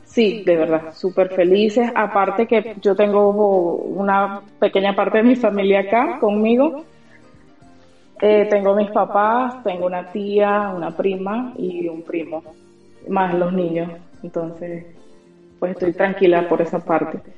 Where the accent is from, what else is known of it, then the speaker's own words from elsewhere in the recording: Venezuela; moved away as an adult; also born or lived in Curaçao; now in Australia; yo salí del país en el 2014. Eh, nos fuimos a la isla de Curazao y allí vivimos cinco años.